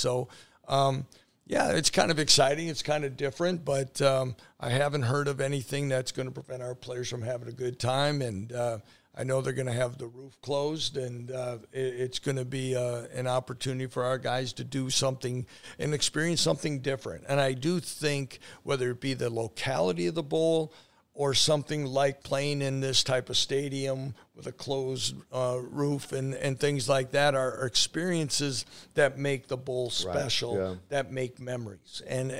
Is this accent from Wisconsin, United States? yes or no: yes; Wisconsin, United States; I grew up in Wisconsin, close to Milwaukee.